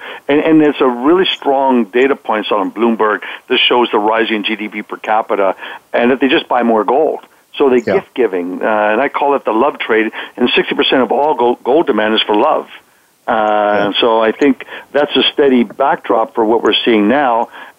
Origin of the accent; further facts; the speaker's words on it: Canada; moved away as an adult; now in Texas, United States; And then in 1990, I moved from Canada down to Texas, so I became a Texcan.